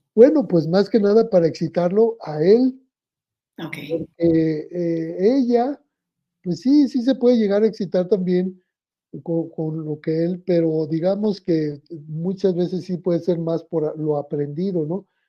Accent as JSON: {"language": "Spanish", "country": "Mexico", "said": "me tocó ser el primer mexicano en hablar de sexualidad en el radio"}